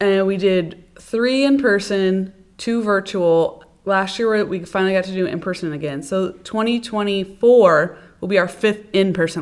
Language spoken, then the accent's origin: English; Norfolk, Nebraska, United States; now in Ord, United States; my hometown of Norfolk